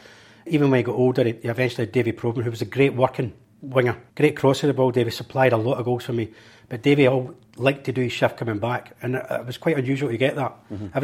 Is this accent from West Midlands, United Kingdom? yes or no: no; Glasgow, Scotland, United Kingdom; oh, Maryhill Barracks.